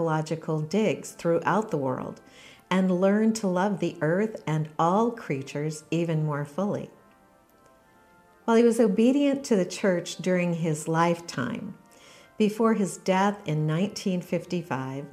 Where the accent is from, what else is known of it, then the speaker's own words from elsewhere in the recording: Western Washington, United States; I grew up in Western Washington in the desert